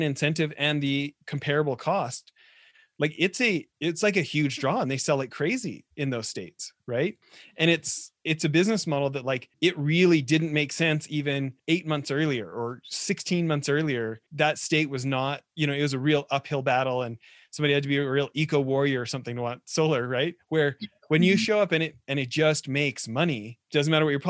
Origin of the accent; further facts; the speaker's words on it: Edmonton, Alberta, Canada; I grew up in Edmonton in the 80s